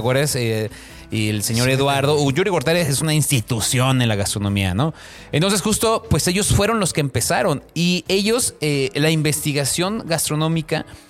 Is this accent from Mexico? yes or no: yes; Mexico; somos mexicanos de mezcla